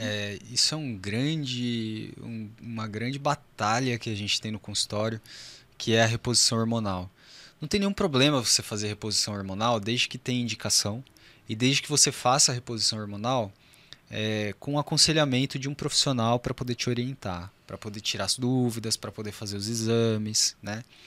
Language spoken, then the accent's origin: Portuguese; São José, Brazil; eu sou de São José mesmo